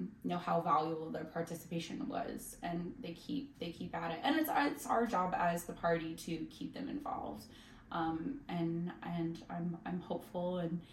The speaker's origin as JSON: {"language": "English", "area": "Philadelphia suburbs", "region": "Pennsylvania", "country": "United States", "tie": "born or raised there", "said": "I grew up in the Philly suburbs"}